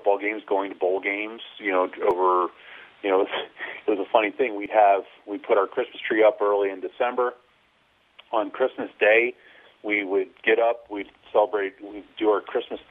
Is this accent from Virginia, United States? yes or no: no; State College, Pennsylvania, United States; a very idyllic one growing up in State College